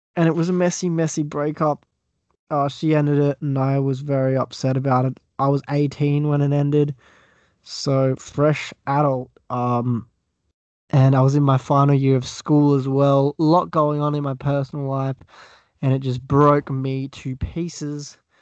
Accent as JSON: {"language": "English", "country": "Australia", "accent": "Australian", "said": "I'm from Australia. Oh, you could probably tell that by the accent."}